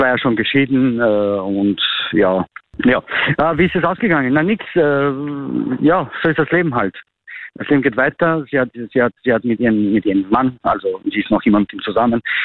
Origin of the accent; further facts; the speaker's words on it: North Macedonia; moved away as an adult; now in Austria; ich komme aus Nordmazedonien